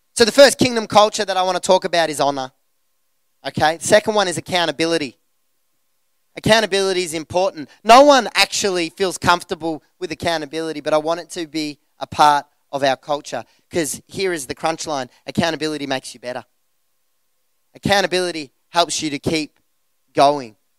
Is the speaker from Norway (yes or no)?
no; Geelong, Victoria, Australia; the church that we grew up in Geelong